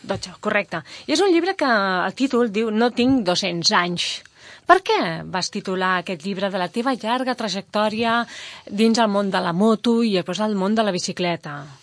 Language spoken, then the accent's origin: Catalan; Mollet del Vallès, Catalonia, Spain; som de Mollet